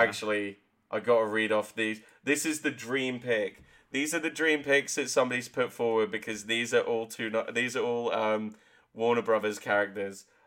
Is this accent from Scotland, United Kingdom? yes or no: no; Exmouth, South West England, United Kingdom; also born or lived in Exeter; my hometown of Exmouth